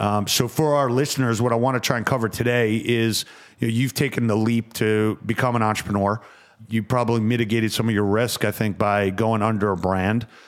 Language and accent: English; Westbury, New York, United States; I am from Westbury.